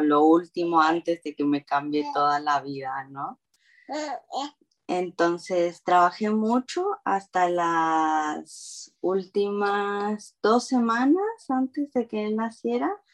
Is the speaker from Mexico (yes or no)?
yes; Xico, Veracruz, Mexico; moved away as an adult; also born or lived in Montana; now in California, United States; yo soy de México, de Veracruz, y crecí ahí toda mi vida hasta los 18